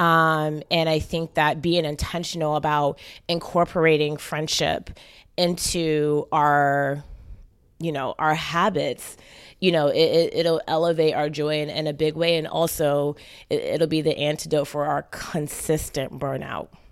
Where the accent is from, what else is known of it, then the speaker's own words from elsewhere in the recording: St. Kitts & Nevis; moved away; I'm actually Caribbean from Saint Kitts originally